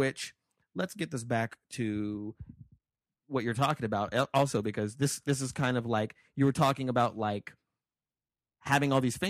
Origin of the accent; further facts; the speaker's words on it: Chicago, Illinois, United States; I'm from Chicago and we don't...